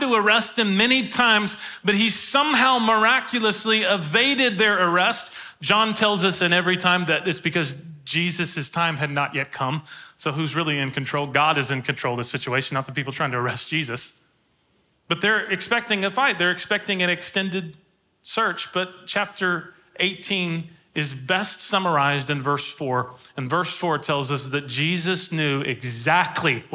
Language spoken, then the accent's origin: English; Woodbury, United States; I'm from Woodbury